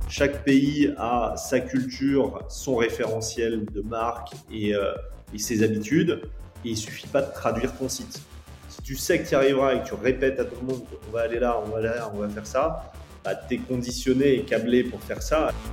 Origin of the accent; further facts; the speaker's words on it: France; nous, en tant que Français